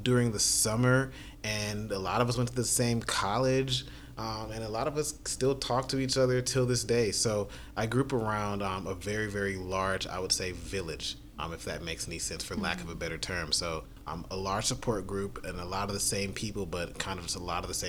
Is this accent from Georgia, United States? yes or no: yes; Atlanta, Georgia, United States; also born or lived in Huntsville, Alabama; I'm from Atlanta, Georgia, born and raised.